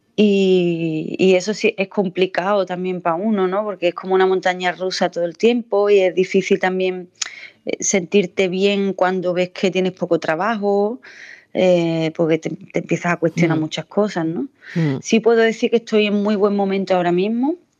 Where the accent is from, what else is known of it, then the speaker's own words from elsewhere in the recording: Jimena de la Frontera, Andalusia, Spain; also born or lived in Seville; la gente que somos de Andalucía